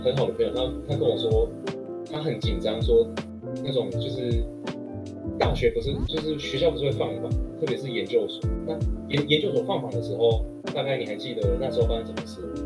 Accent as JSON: {"language": "Chinese", "region": "Tainan", "country": "Taiwan", "tie": "born or raised there", "moved": "as an adult", "lives_now": "Boston, United States", "said": "我其实我都一路是在台南长大，所以我第一次离开，当然就是你会有点想说啊，终于要离开故乡的感觉。"}